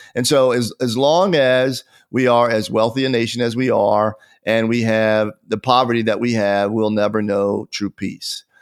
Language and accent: English; Pennsylvania, United States; now in Atlanta, United States; as a child growing up in Pennsylvania